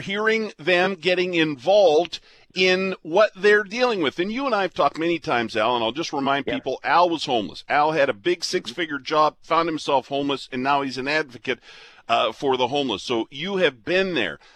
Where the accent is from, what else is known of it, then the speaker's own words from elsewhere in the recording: southern Alberta, Canada; moved away; I've been here for over 30 years, but I grew up in southern Alberta.